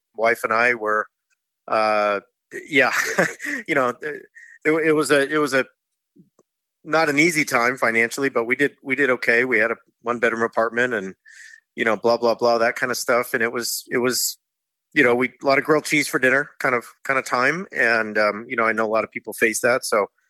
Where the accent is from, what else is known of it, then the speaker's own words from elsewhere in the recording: Orange County, California, United States; moved away as an adult; also born or lived in Oxford, England; I grew up in Orange County, California, and I grew up in a non-religious house for the most part